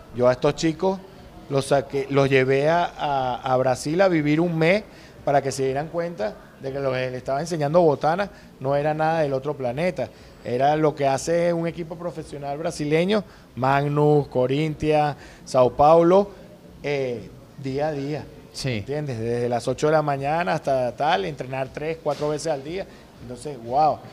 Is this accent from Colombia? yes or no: no; Venezuela; also born or lived in Panama; soy el primer venezolano en dirigir una selección en el extranjero